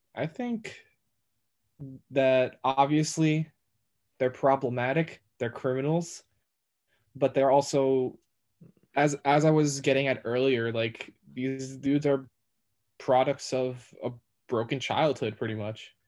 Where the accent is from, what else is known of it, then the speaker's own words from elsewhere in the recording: New York, United States; I'm a New Yorker. I've been in New York my entire life